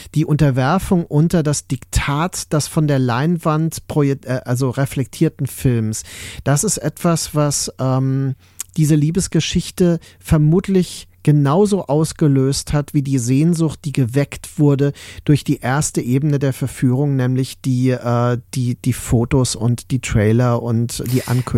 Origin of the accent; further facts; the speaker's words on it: Mainz, Rhineland-Palatinate, Germany; auch in Mainz übrigens, auf dem Land quasi, wo ich groß geworden bin